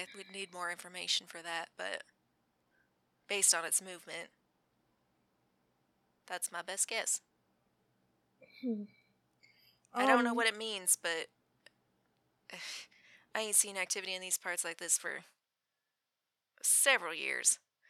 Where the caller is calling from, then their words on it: Utah, United States; I'm calling you from Utah, so it's not like they can really send anyone to hurt me.